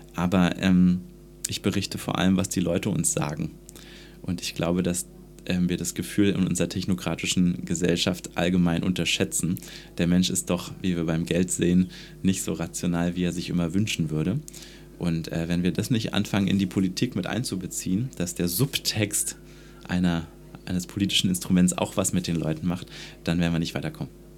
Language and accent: German; Germany; ich bin in der DDR groß geworden